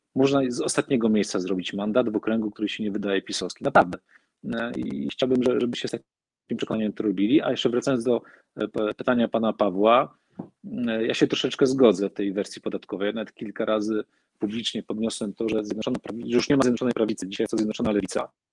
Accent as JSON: {"language": "Polish", "town": "Olsztyn", "region": "Warmian-Masurian Voivodeship", "country": "Poland", "tie": "born or raised there", "said": "jako patriota mojej małej ojczyzny, Olsztyna, Warmii, Mazur"}